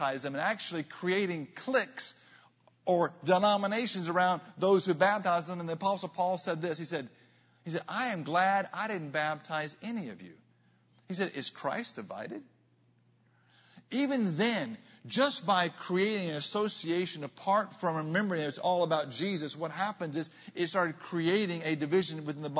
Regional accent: Arkansas, United States; I'm a boy from Arkansas.

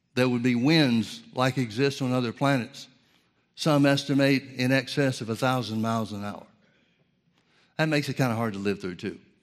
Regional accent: Birmingham, Alabama, United States; I grew up in the Southern Baptist Church in Birmingham, Alabama

